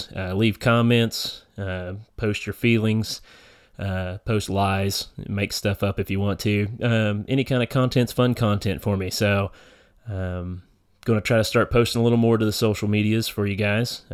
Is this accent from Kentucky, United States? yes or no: yes; eastern Kentucky hills, United States; moved away as an adult; now in northern Kentucky, United States; we're both from our little area back in the eastern Kentucky hills, so everybody's related somehow